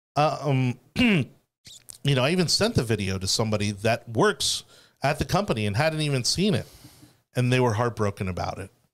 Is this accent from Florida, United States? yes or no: yes; Miami, Florida, United States; I grew up in Miami, which, again, incredibly diverse